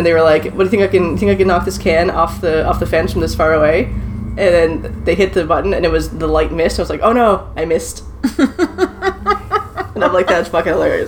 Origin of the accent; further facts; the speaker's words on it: Nova Scotia, Canada; now in Vancouver, Canada; I'm from Nova Scotia. I'm always going to be Nova Scotian. It's my home. I was born there. But I've been in Vancouver for 10 years.